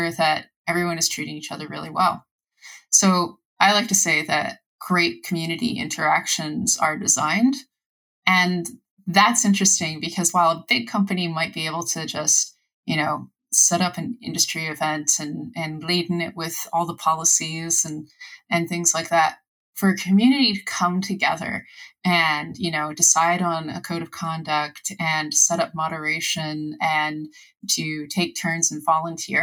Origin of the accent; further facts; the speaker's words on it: United States; I'm an American